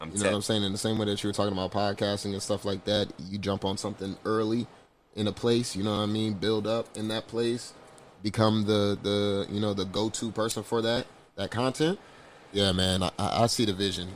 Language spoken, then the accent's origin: English; Las Vegas, Nevada, United States; I'm from Vegas